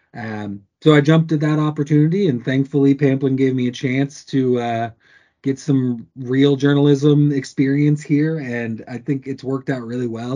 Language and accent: English; Corvallis, Oregon, United States; I grew up in Corvallis